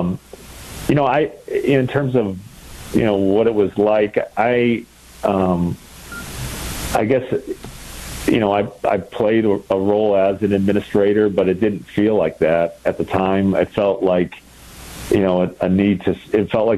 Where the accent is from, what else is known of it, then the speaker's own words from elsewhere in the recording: just outside of Milwaukee, Wisconsin, United States; I grew up just outside of Milwaukee